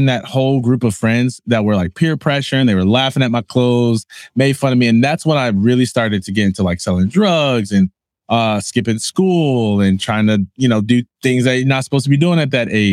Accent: Jackson, Michigan, United States; I am from Jackson, Michigan

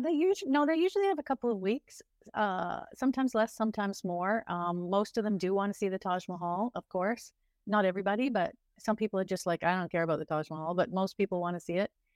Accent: Ontario, Canada; now in India; I'm from Ontario, uh, Canada

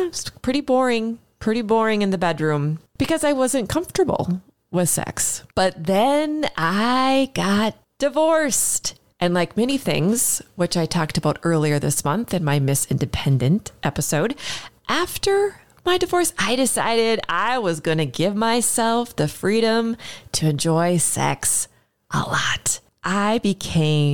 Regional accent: Minneapolis, Minnesota, United States; my hometown, Minneapolis, Minnesota.

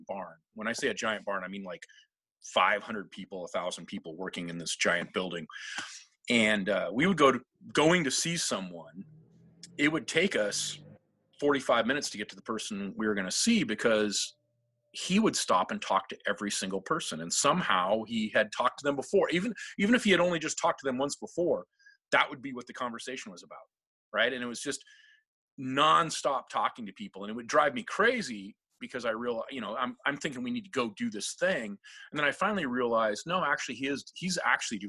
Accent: Seattle, Washington, United States; I'm originally from Seattle, and the original Seattle culture is a Norwegian culture

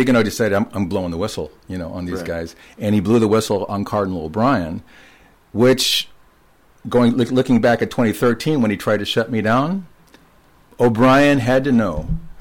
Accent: Los Angeles, California, United States; now in Guam; I'm from Los Angeles.

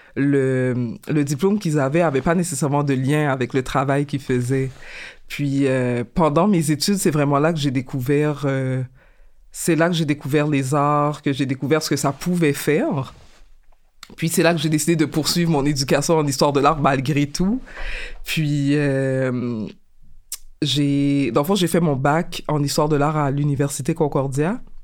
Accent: Montreal, Quebec, Canada; je suis euh, née et j'ai grandi à Montréal, donc je suis originaire euh, d'ici.

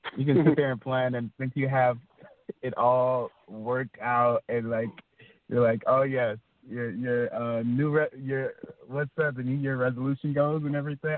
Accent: Atlanta, Georgia, United States; moved away; I'm from Atlanta, and um, my, most of my family is from uh, Atlanta

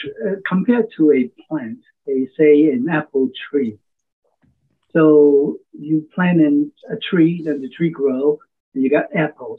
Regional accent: Hong Kong; also born or lived in Oregon; now in United States; I'm a transplant from Hong Kong back in 1969. I went to college in Oregon

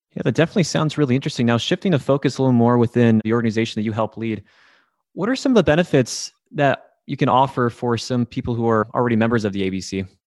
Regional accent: Midland, Michigan, United States; I'm from the Midland area

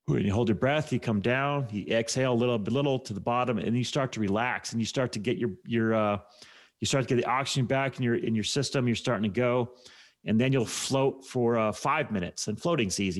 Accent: United States; I'm an American

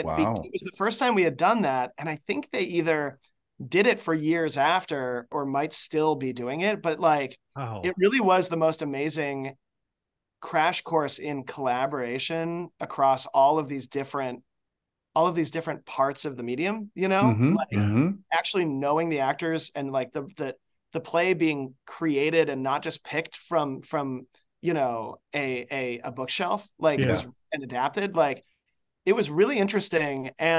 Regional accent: Chicago, Illinois, United States; moved away as an adult; also born or lived in Ohio; I was born in Chicago.

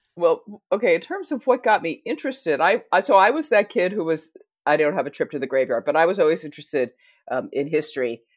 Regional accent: United States; accent: American; my American accent

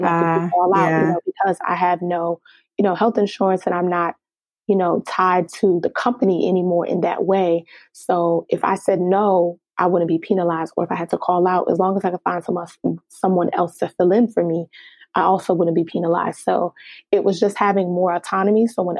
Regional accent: Nigeria; because I'm Nigerian and just the stigma behind, you know, being a professional or having a professional career

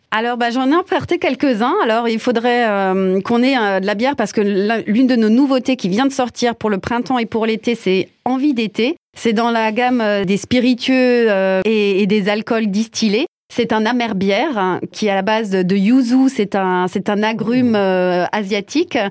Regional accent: Colmar, Grand Est, France; je suis née à Colmar

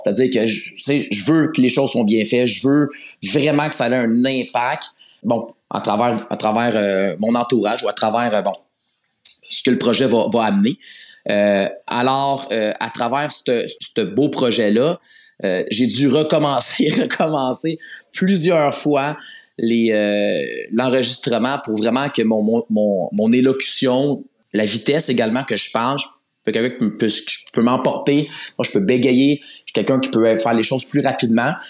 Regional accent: Laval, Quebec, Canada; je suis un gars de la rive nord. Euh, j'ai grandi dans le secteur de Laval

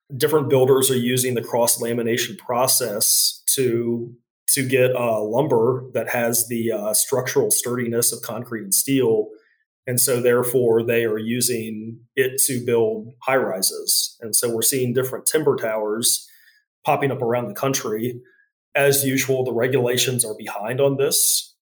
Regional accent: Charlottesville, Virginia, United States; my hometown of Charlottesville

